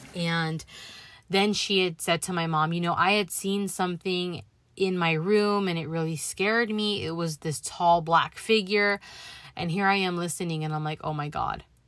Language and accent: English; Los Angeles, California, United States; born and raised in the San Fernando Valley. I spent my childhood through my late teens growing up in Van Nuys, California